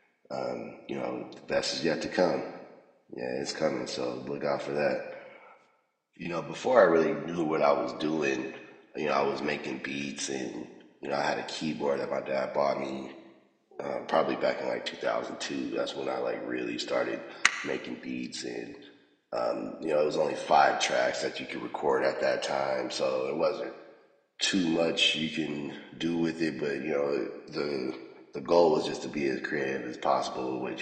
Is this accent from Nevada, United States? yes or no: yes; Las Vegas, Nevada, United States; Born and raised in Vegas